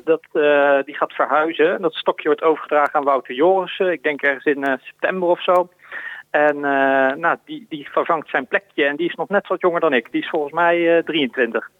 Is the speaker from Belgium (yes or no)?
no; Woensdrecht, North Brabant, Netherlands; moved away; also born or lived in The Hague; ik ben geboren in Den Haag, maar het grootste deel van mijn tijd ben ik opgegroeid in, eh, in de gemeente Woensdrecht. In Woensdrecht. Dat is een heel klein dorpje in, in Noord-Brabant.